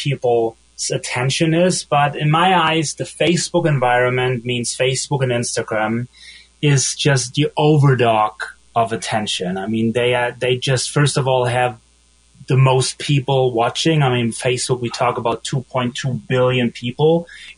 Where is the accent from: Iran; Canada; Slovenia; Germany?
Germany; accent: German; English is a second language; moved away as an adult; also born or lived in Munich / Berlin / Los Angeles; I'm from Germany, like you probably hear from my accent.